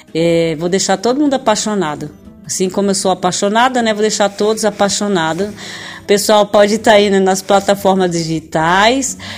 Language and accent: Portuguese; São Paulo, Brazil; Estou falando do Brasil, estado de São Paulo, cidade onde eu nasci.